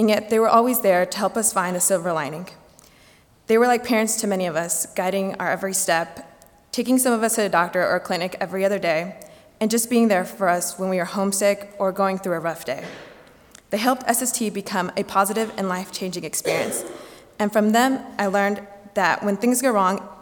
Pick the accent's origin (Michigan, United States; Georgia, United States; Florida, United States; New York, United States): Michigan, United States; Grand Rapids; moved away as an adult; my hometown is in red. So it's only about an hour and 15 minute drive